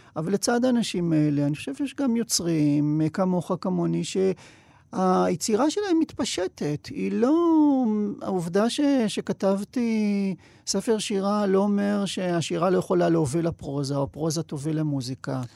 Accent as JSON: {"language": "Hebrew", "town": "Sderot", "region": "Southern District", "country": "Israel", "tie": "born or raised there", "said": "שדרות, שזה... עיירה שהפכה להיות עיר שגדלתי בה"}